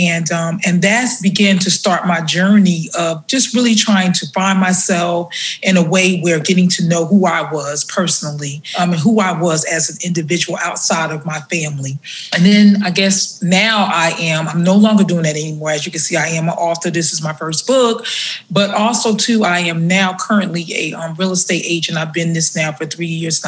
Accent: New Jersey, United States; now in South Carolina, United States; I am originally from New Jersey, but I moved here to South Carolina about 21 years

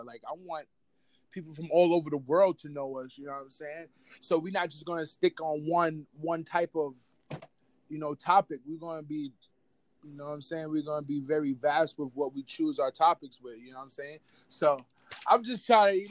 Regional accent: New York City, New York, United States; moved away as an adult; now in Mount Vernon, United States; I'm from the Bronx, New York. You already know. Northeast side of the Bronx, where it's real crazy, you know? Right now, I currently reside in Mount Vernon

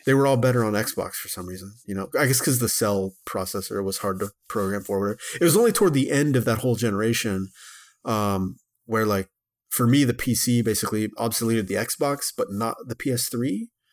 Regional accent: Texarkana, Texas, United States; my hometown of, uh, Texarkana, Texas

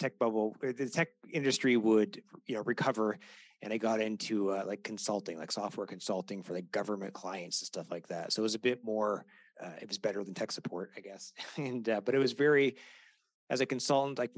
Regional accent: Canada; I'm Canadian

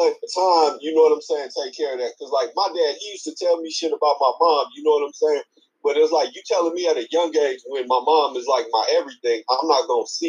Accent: Oakland, California, United States; I'm from Oakland, but this shit goes down every day, bro.

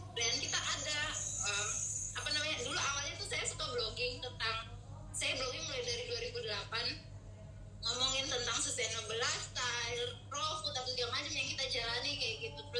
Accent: Indonesia; jadi kayaknya uh, kita harus pulang kampung deh ke kampung saya maksudnya ke Indonesia

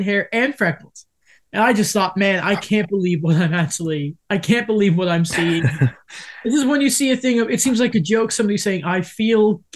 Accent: United Kingdom; being British

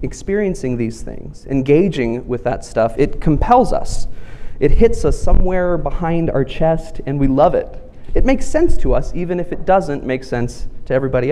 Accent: right outside DC, Virginia, United States; moved away as an adult; also born or lived in Central Texas / Houston, Texas; now in Texas, United States; Virginia Theological Seminary, which is right outside DC and is actually where I grew up and where my parents still live.

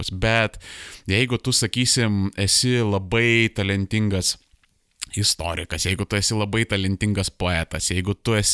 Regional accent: Lithuania

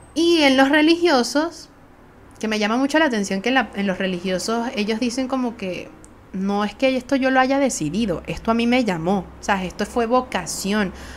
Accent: Venezuela; soy venezolana

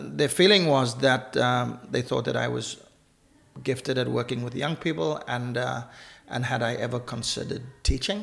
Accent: Cape Town, Western Cape, South Africa; moved away as an adult; also born or lived in Namibia; now in Northern Ireland, United Kingdom; growing up in South Africa

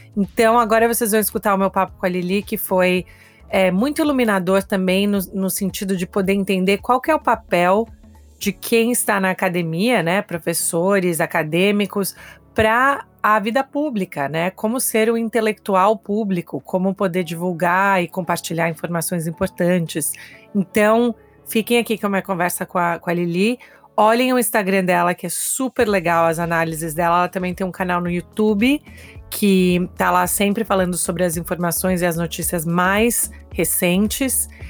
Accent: Brazil; now in United States; Eu também sou brasileira

